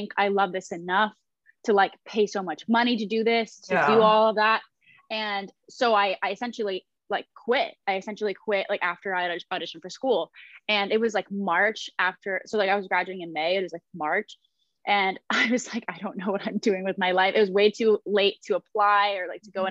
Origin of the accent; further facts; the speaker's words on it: Columbus, Ohio, United States; now in Los Angeles, United States; I'm from Columbus, Ohio originally